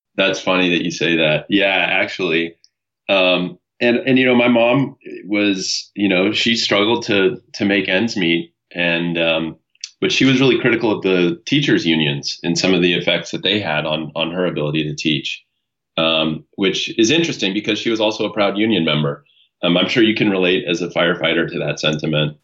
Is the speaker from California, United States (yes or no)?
yes; San Diego, California, United States; now in Ventura, United States; I was born in San Diego, California. Um, my, uh, my parents divorced when I was pretty young, and um, I grew up primarily with my mother